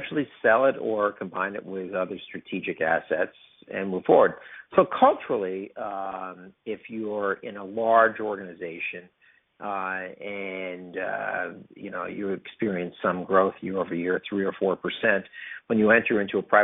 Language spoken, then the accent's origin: English; New York, United States; moved away as an adult; also born or lived in Arizona / Osaka / New Jersey; now in Atlanta, United States; I'm a New Yorker by birth, and I grew up in New York